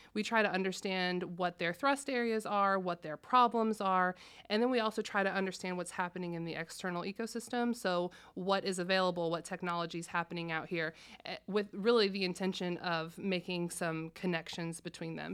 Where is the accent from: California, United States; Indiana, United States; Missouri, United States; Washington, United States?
Indiana, United States; Bloomington; moved away as an adult; I'm from Bloomington originally